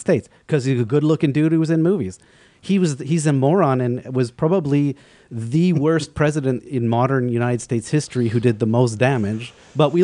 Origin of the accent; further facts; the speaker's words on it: Vancouver, British Columbia, Canada; now in Montreal, Canada; growing up in Vancouver